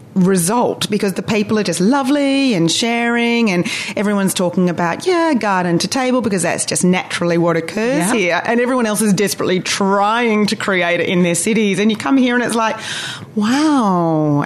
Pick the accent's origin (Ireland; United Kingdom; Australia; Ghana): Australia; also born or lived in Asia; now in Auckland, New Zealand; because I'm also not originally from here, you know, I'm Australian, and then I lived in Asia for 16 years, and you come to Auckland